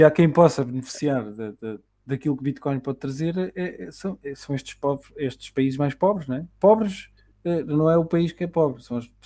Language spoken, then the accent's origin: Portuguese; Portugal; para nós, enquanto portugueses, pá, que temos essa, essa vantagem da língua